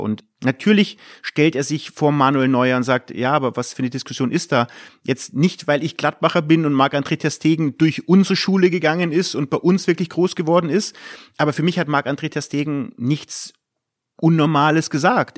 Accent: Munich, Bavaria, Germany; moved away as an adult; now in Mönchengladbach, Germany; Ich bin in München groß geworden

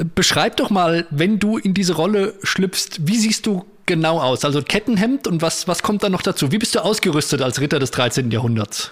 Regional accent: Spessart, Germany; bei uns im Spessart

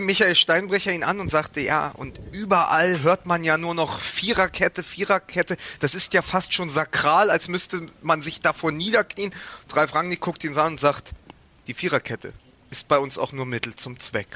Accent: Berlin, Germany; als Berliner

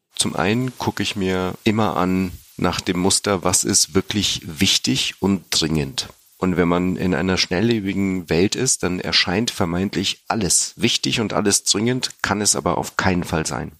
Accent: Germany; born or raised there; also born or lived in Sofia, Bulgaria

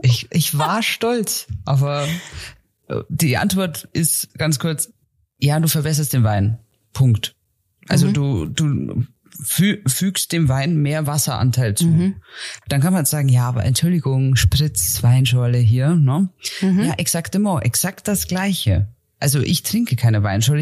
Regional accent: Germany; wie ich, die jetzt aufgewachsen ist im Alpenvorland

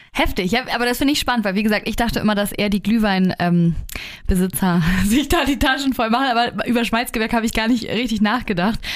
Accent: Hamburg, Germany; Da bin ich ja groß geworden

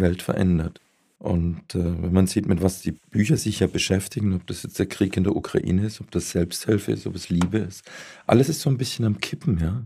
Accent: Baden-Württemberg, Germany; Ich bin ja selbst Badener, allerdings aus dem, aus dem Süden

